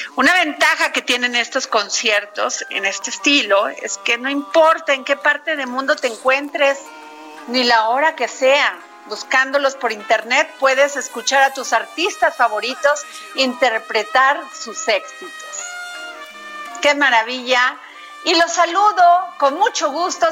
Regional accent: Veracruz, Mexico; mi pueblo, Veracruz

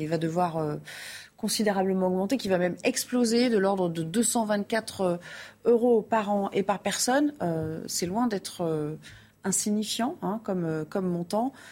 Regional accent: Paris, Île-de-France, France; Je viens de Paris et on vient à Vélizy faire nos courses parce que c'est moins cher.

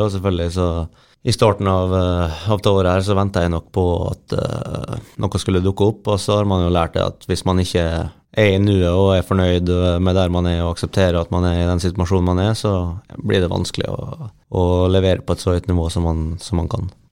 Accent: Møre og Romsdal, Norway; er ganske lokal gutt

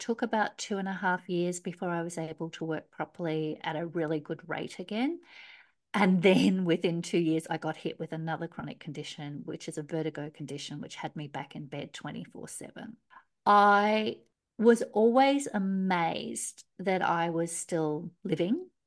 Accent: Australia; accent: Australian; moved away as an adult; also born or lived in Melbourne, Australia; I'm an Aussie, obviously, you can hear by my accent

